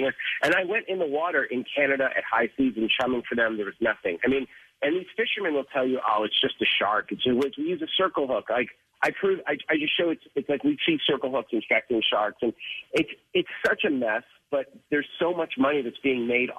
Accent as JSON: {"language": "English", "town": "Boston", "region": "Massachusetts", "country": "United States", "tie": "born or raised there"}